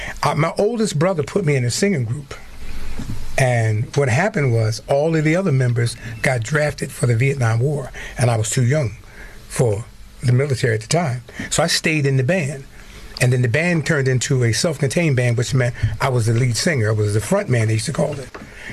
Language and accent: English; Philadelphia, Pennsylvania, United States; I'm from Philadelphia